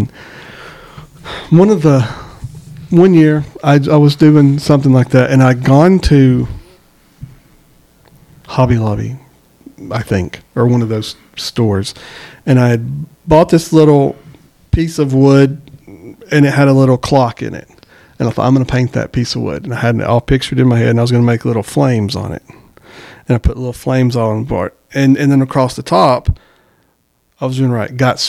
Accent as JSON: {"language": "English", "town": "Eglin Air Force Base", "region": "Florida", "country": "United States", "tie": "born there", "said": "So really, I was too. Where were you born? He said, I was born in Florida. Really? I was too. Which Air Force? I was born in Eglin."}